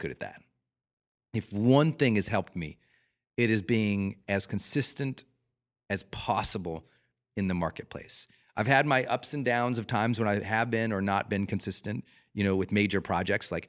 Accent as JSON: {"language": "English", "region": "Montana", "country": "United States", "tie": "born or raised there", "moved": "yes", "said": "I'm a Rocky Mountain kid. I'm from Montana"}